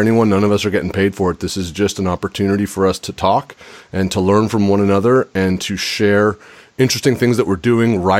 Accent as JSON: {"language": "English", "region": "California", "country": "United States", "tie": "born or raised there", "said": "when I was a kid growing up in California"}